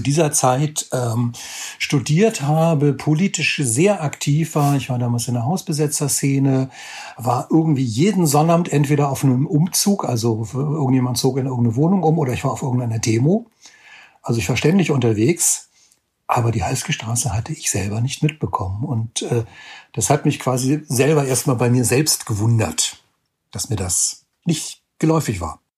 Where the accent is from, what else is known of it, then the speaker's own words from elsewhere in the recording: Hamburg, Germany; Ich bin Hamburger